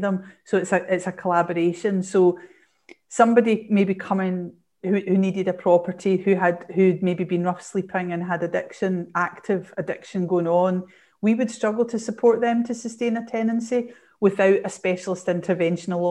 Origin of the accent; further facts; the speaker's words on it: Glasgow, Scotland, United Kingdom; I'm from Glasgow and my world revolves around, you know, Scotland and Strathclyde University